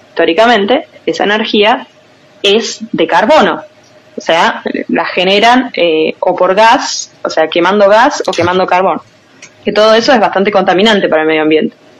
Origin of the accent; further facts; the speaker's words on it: Argentina; Nosotros hacemos lo que podemos en Argentina